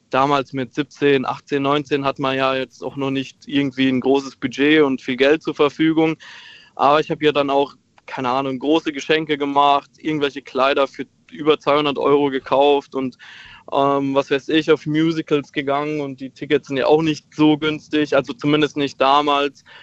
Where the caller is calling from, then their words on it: Heidelberg, Baden-Württemberg, Germany; Ähm, ich komme aus Heidelberg tatsächlich.